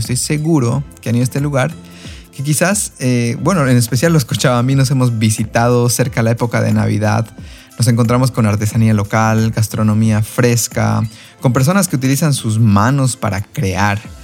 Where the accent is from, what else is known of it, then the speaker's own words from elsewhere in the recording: Bolivia; como bolivianos, es de suma relevancia ser los primeros en alzar nuestro pecho por este lugar que nos vio nacer y crecer